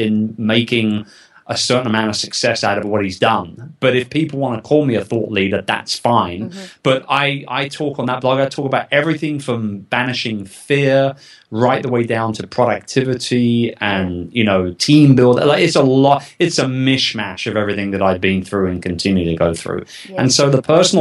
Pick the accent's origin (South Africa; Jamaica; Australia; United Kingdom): United Kingdom; moved away as an adult; now in United States; I'm not American. Yes. I'm a Brit